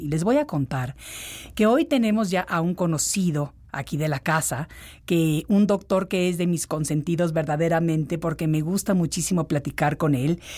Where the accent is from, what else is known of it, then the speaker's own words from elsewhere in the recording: Mexico City, Mexico; moved away; de chiquita cuando vivía en la Ciudad de México